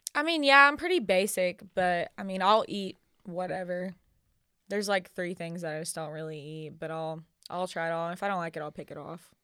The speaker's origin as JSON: {"language": "English", "town": "Brownsboro", "region": "Texas", "country": "United States", "tie": "born or raised there", "moved": "yes", "lives_now": "Nashville, United States", "said": "I'm actually from a two-stoplight town outside of Tyler called Brownsboro, Texas"}